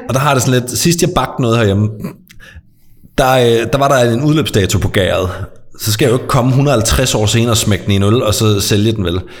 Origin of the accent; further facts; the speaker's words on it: near Skovby, Als, Southern Denmark, Denmark; Skorby er ikke så langt fra, hvor jeg er vokset op.